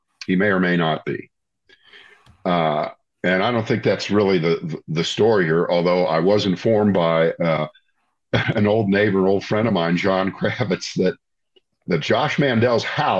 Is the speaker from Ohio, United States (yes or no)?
yes; Ohio, United States; moved away as an adult; now in North Carolina, United States; I'm from Ohio and I've lived here for 35 years, so I know both states, I guess, fairly well